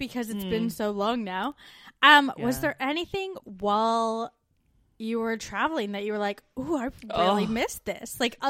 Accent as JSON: {"language": "English", "country": "Canada", "moved": "as an adult"}